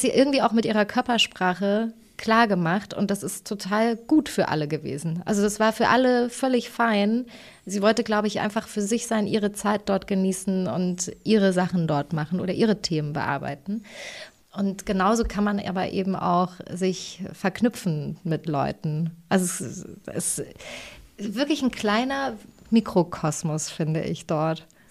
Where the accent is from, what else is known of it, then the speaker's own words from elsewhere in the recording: Thuringia, Germany; ich bin ja aus Thüringen